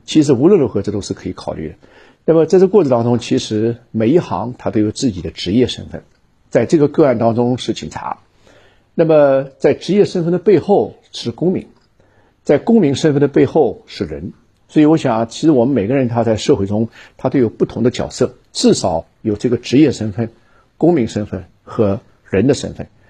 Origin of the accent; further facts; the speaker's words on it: Shanghai, China; 我也作为一个上海人啊，也深深地祝愿我的上海老乡啊